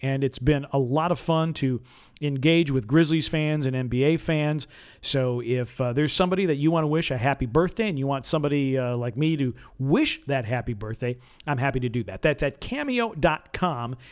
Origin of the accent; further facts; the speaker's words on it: Wisconsin, United States; now in Memphis, United States; I'm from Wisconsin